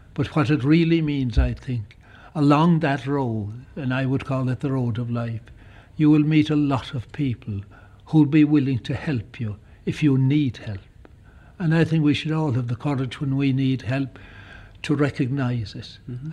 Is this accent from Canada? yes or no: no; County Kerry, Munster, Ireland; I come from County Kerry